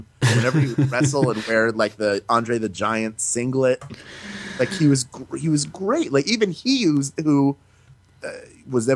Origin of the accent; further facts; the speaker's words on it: Philadelphia, Pennsylvania, United States; moved away as an adult; also born or lived in Central New York; now in California, United States; sports was how I stayed connected to Philadelphia. So no matter what was happening, I could follow the sports teams and still feel like connected to my hometown